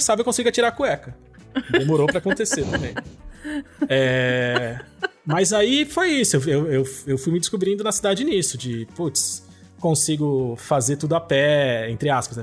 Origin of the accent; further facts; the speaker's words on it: Santos, São Paulo, Brazil; moved away as an adult; now in São Paulo, Brazil; Cresci, nasci e cresci em Santos, 17 anos de praia